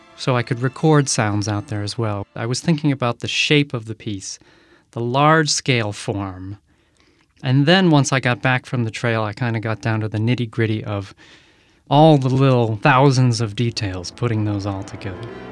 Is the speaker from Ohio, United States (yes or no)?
no; Massachusetts, United States; moved away as an adult; I grew up in Massachusetts